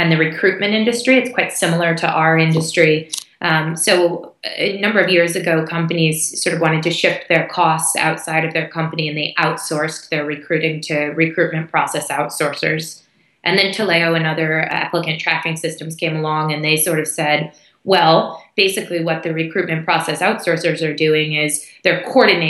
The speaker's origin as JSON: {"language": "English", "country": "United States", "tie": "born or raised there", "also_born_or_lived": "Hong Kong / Singapore / India / United Kingdom", "moved": "as an adult", "said": "I grew up in the U.S., which you can probably hear from my accent"}